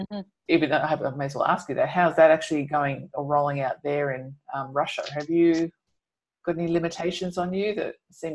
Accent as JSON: {"language": "English", "country": "Australia", "said": "for Australians particularly, like we don't really know a lot about what that would actually feel like."}